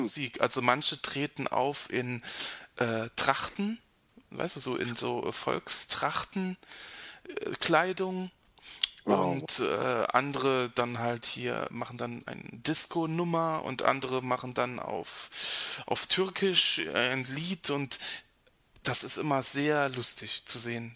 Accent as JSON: {"language": "German", "area": "near Ramstein", "region": "Rhineland-Palatinate", "country": "Germany", "tie": "born or raised there", "said": "Rammstein ist nicht so weit weg von, äh, von meinem Heimatort"}